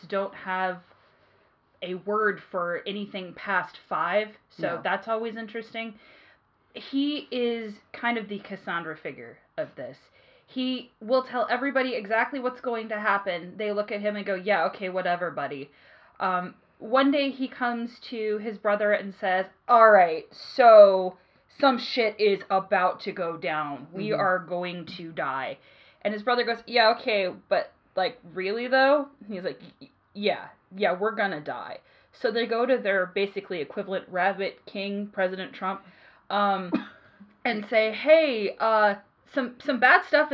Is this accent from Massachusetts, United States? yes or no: no; California, United States; I'm from California